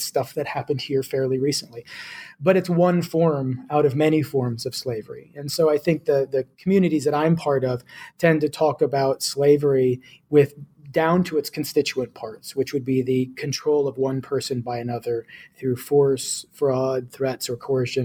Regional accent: United States; my home country, the United States

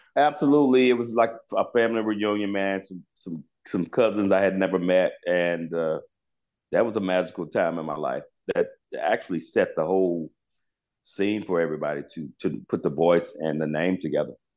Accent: Charlotte, North Carolina, United States; I was from Charlotte, North Carolina, where … came from

